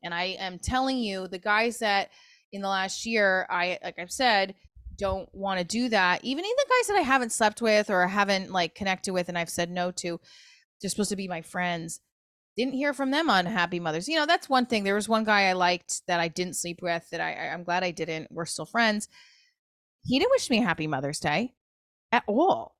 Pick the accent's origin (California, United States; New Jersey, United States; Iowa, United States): New Jersey, United States; also born or lived in New York; I'm from Jersey, I'm from New York.